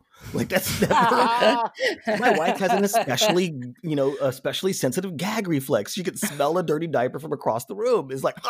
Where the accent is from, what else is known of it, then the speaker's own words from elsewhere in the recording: Las Vegas, Nevada, United States; Las Vegas, Nevada.